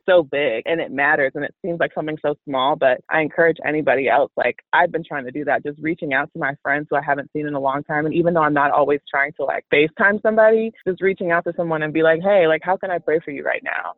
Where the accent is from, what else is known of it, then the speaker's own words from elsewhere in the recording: Chicago, Illinois, United States; also born or lived in Houston, Texas; I am from Chicago